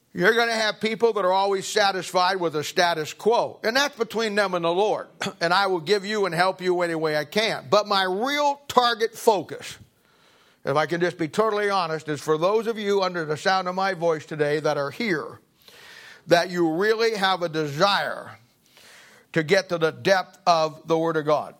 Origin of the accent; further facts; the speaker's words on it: Kansas City, Missouri, United States; I'm from Kansas City